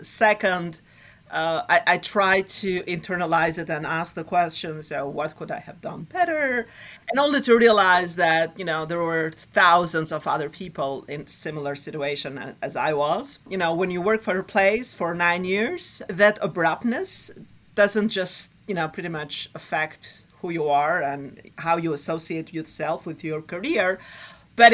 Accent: Albania; moved away as an adult; now in New York City, United States; I was born and raised in Albania during the Cold War

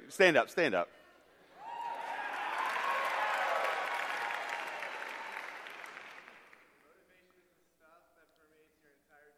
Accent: United States; I grew up on Lookout Mountain, the water towers, if you look off from your parking lot down there

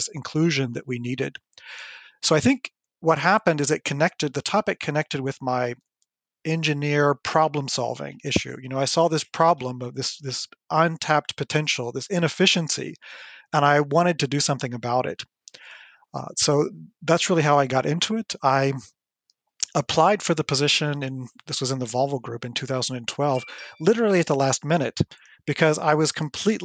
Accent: United States; moved away as an adult; now in France; I grew up in the United States. I'm American originally

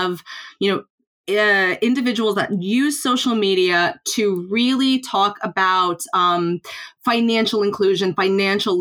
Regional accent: United States; moved away; I'm obviously, you can tell from the accent, I'm from the United States

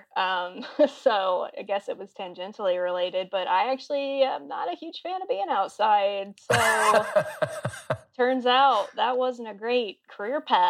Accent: Auburn, Alabama, United States; moved away as an adult; also born or lived in Baltimore / Boston / Columbia, South Carolina / Austin, Texas; now in Seattle, United States; I grew up in Auburn.

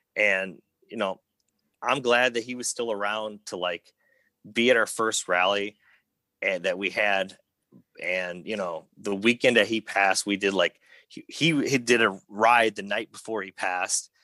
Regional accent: Schererville, Indiana, United States; I grew up in Northwest Indiana

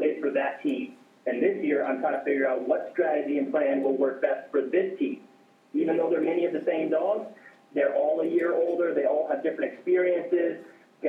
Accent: Alaska, United States; I'm from Alaska and it doesn't have a lot of people

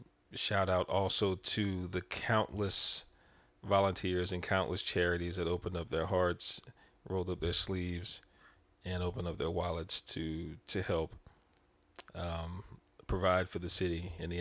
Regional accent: Houston, Texas, United States; from Sunnyside, Houston, Texas.

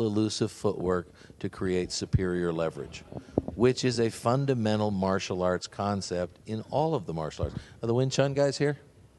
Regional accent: Canada; moved away; also born or lived in Los Angeles, United States / San Diego, United States; I grew up in Canada. I was born in L.A., but I grew up in Canada

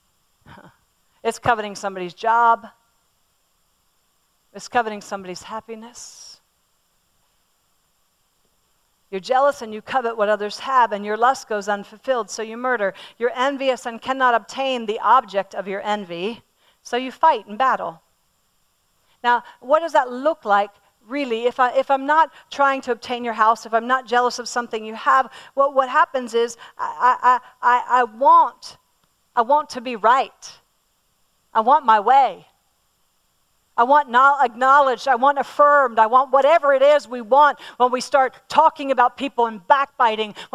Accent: Pennsylvania, United States; I'm from Pennsylvania, and all around my home where I grew up, we have Amish

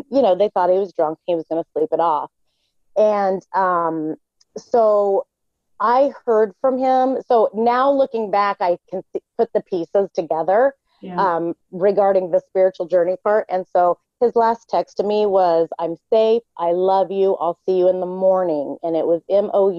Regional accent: Southwest Missouri, United States; I grew up in Southwest Missouri

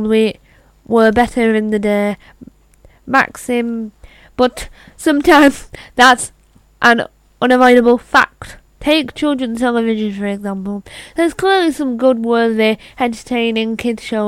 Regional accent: United Kingdom; I am British

